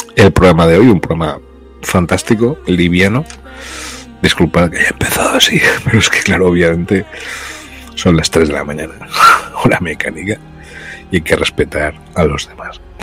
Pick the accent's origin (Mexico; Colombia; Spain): Spain; moved away as an adult; also born or lived in Brazil; por ser español en América